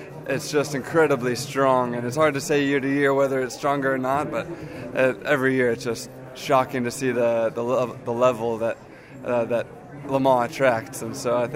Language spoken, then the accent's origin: English; United States; an American who races full time in a different championship